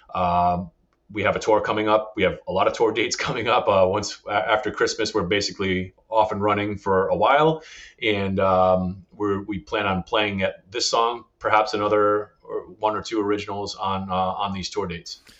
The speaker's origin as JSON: {"language": "English", "region": "Northern Rhode Island", "country": "United States", "tie": "born or raised there", "also_born_or_lived": "South County, Rhode Island", "said": "I didn't grow up here. I grew up in Northern Rhode Island"}